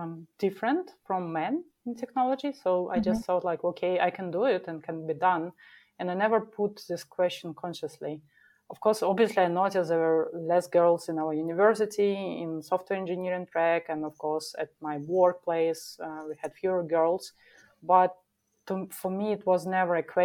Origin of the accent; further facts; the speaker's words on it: Minsk, Belarus; moved away as an adult; now in Munich, Germany; a chief technical officer in small development office in Minsk, my hometown.